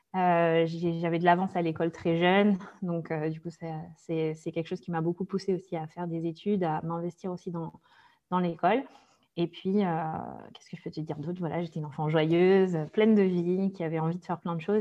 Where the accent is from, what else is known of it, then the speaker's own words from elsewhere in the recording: Brest, Brittany, France; je suis née en Bretagne, donc à Brest exactement